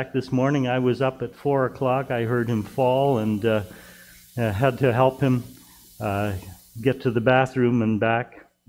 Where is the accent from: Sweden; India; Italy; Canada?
Canada; New Hamburg, Ontario; Actually, I come from New Hamburg. I'll introduce myself a little better in a moment. Come from New Hamburg, and we had snow there during the day